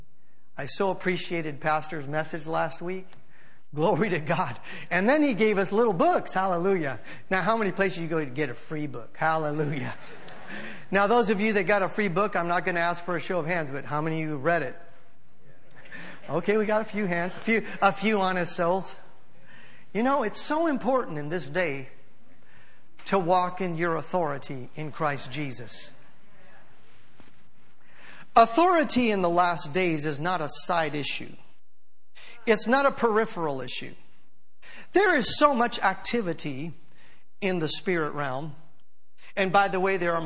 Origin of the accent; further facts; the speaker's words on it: United States; also born or lived in San Francisco; I'm an American